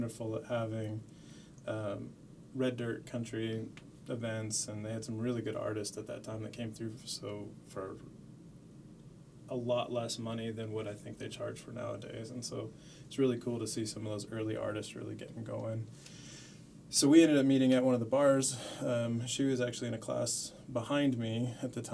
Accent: Las Cruces, New Mexico, United States; I grew up in Las Cruces, New Mexico. Went to high school there

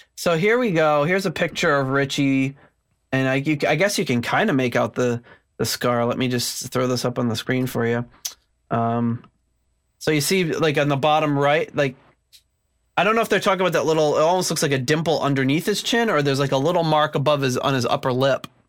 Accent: United States; growing up in the States

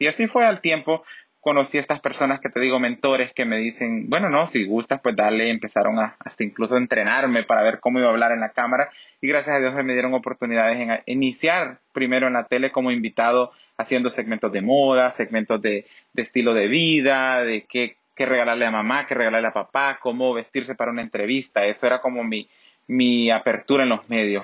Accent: Macuelizo, Santa Bárbara, Honduras; now in Los Angeles, United States; Nací en, un sector, en una aldea, eh, perdón, en un municipio que se llama Macualizo en el departamento de Santa Bárbara

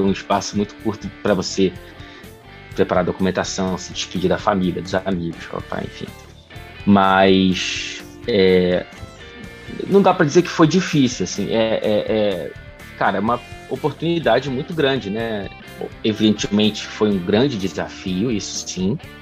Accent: Brazil; moved away as an adult; now in Manchester, United Kingdom; enquanto brasileiro

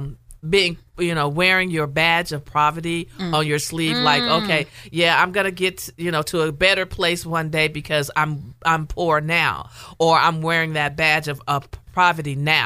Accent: the South, United States; And you know, and I'm from the South, and that was taught to me in the pulpit from day one, right?

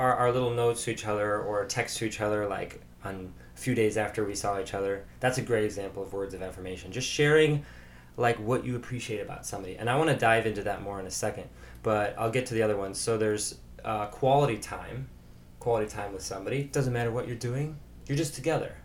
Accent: Chicago, Illinois, United States; from Chicago

